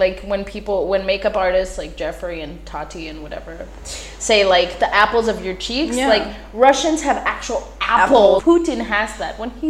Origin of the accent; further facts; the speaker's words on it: Israel; born there; English is a second language; And Hebrew because I was born in Israel.